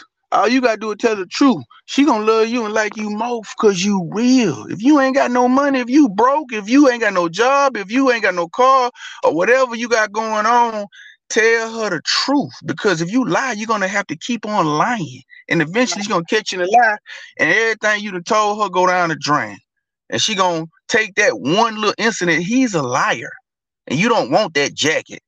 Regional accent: Louisiana, United States; I'm from Louisiana.

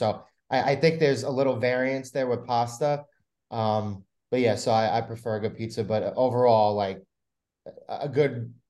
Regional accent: New York City, New York, United States; Nick and I grew up on Staten Island

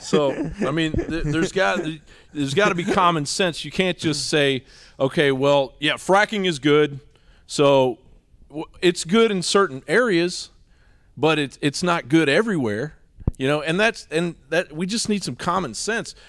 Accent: Washington, District of Columbia, United States; also born or lived in Eastern Kentucky; now in Austin, United States; I grew up in Washington, D C

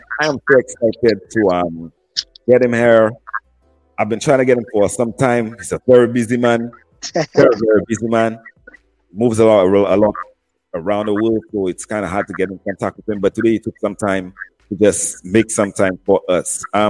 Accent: Desruisseaux, Micoud, St. Lucia; my hometown, literally next to my house, which is Desruisseaux.

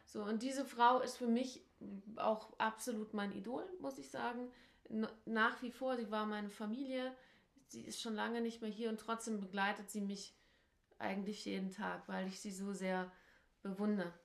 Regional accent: Germany; als Deutsche

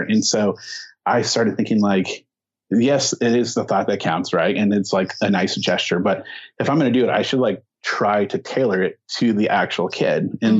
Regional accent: Azusa, California, United States; also born or lived in Inland Empire, California; now in San Dimas, United States; I uh, am born and raised Southern California in this area. I grew up in Azusa, so just down the road here.

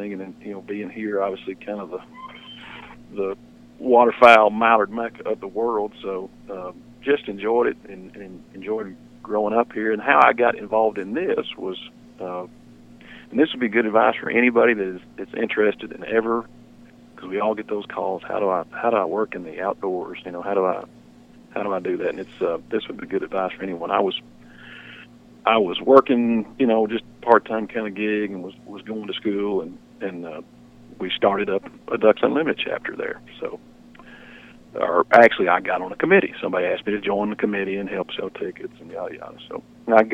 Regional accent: Arkansas, United States; I grew up here in Arkansas, and we duck hunted

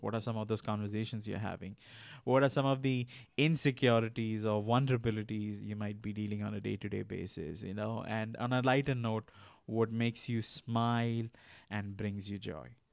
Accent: India; I'm from India.

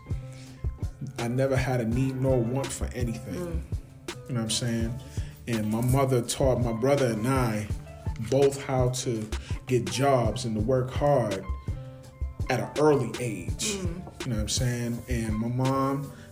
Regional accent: Buffalo, New York, United States; born and raised in the city of Buffalo, okay, by way of the east side of Buffalo.

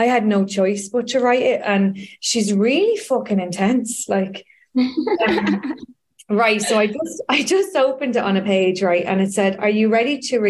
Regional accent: Dublin, Leinster, Ireland; I grew up in Donnymead

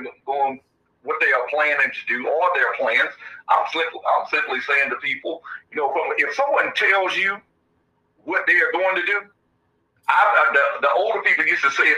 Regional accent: Georgia, United States; moved away as an adult; I grew up in Georgia, left right after high school, went in the Marines

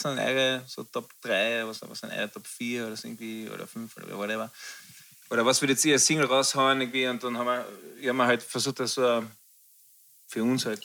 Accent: Frankfurt, Hesse, Germany; wir sind beide aus Frankfurt

